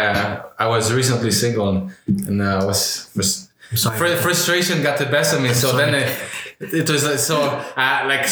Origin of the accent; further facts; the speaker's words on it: Quebec, Canada; from Quebec.